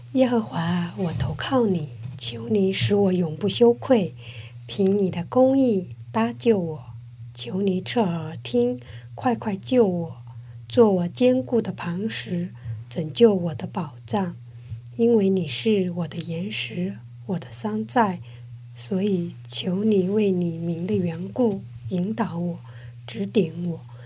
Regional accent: southern China, China; moved away as an adult; now in South Korea; 我是南方人

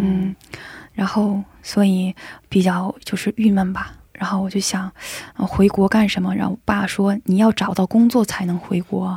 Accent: China; 我一个中国人

